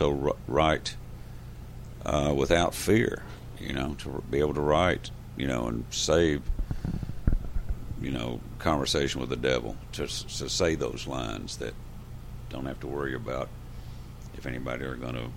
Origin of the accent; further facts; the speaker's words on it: Texas, United States; we're from Texas, we write our own songs down here